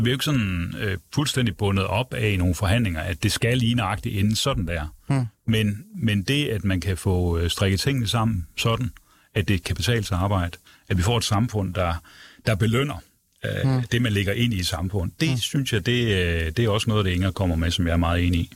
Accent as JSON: {"language": "Danish", "town": "Aarhus", "region": "Central Denmark Region", "country": "Denmark", "moved": "yes", "said": "Jeg kommer jo selv fra Jylland og oprindeligt."}